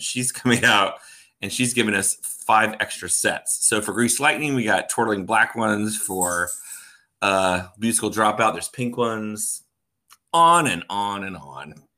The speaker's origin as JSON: {"language": "English", "town": "Orlando", "region": "Florida", "country": "United States", "tie": "born or raised there", "also_born_or_lived": "North Carolina", "moved": "as an adult", "lives_now": "Oklahoma City, United States", "said": "I grew up in Orlando, Florida"}